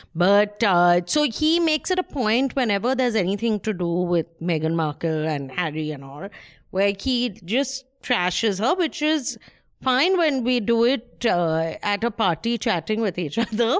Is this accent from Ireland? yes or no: no; India; I'm Indian